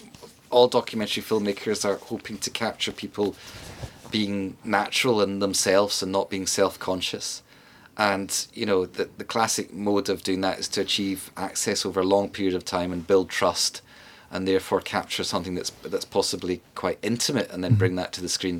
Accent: Scotland, United Kingdom; We as Scots

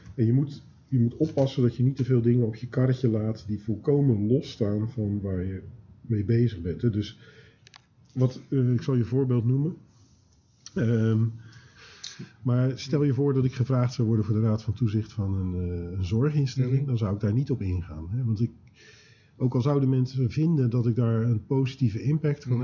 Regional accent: Schiedam, South Holland, Netherlands; ik ben ooit geboren in Schiedam

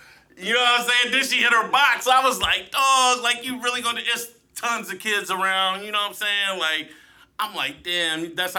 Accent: Newark, New Jersey, United States; I'm definitely from Newark. I'm not from Sainsville.

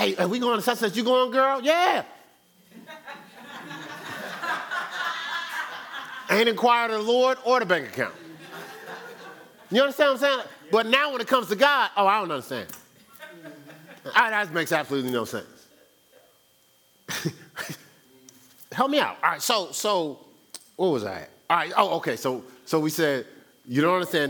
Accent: Newark, New Jersey, United States; moved away as an adult; I was born and raised in Newark, New Jersey for 29 years. Now, I've been away from Newark, New Jersey longer than I've been raised, but my core is Newark, New Jersey.

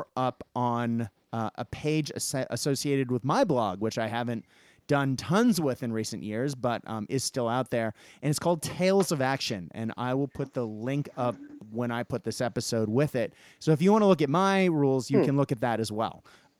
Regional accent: Japan; I guess partially I grew up in Japan

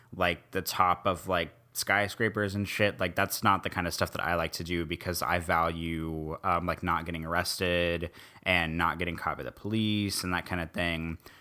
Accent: Midwest, United States; now in New Orleans, United States; I was born and raised in the Midwest.

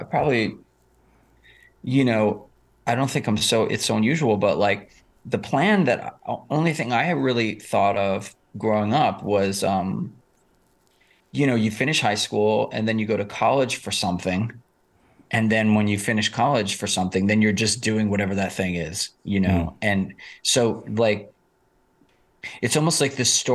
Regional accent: New York City, New York, United States; I grew up in Rockaway Beach, which is, you can see Manhattan from Rockaway

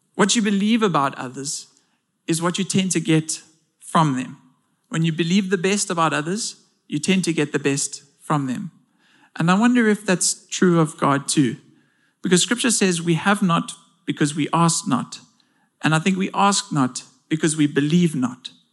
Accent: South Africa

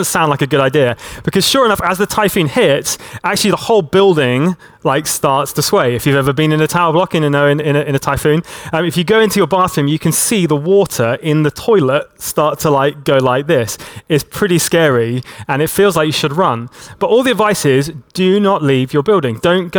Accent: Hong Kong; I grew up in Hong Kong, and in Hong Kong, about once every year, we would get a big typhoon that would come through the territory.

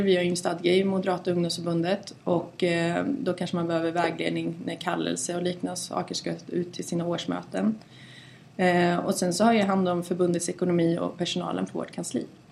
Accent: Mariestad, Västra Götaland, Sweden; moved away as an adult; also born or lived in Stockholm; Mariestad där jag kommer ifrån.

